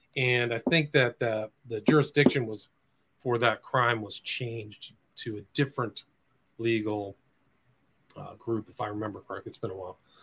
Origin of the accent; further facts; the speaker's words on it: Nebraska, United States; moved away as an adult; also born or lived in Washington, District of Columbia, United States; I'm from the Midwest. I was born in Nebraska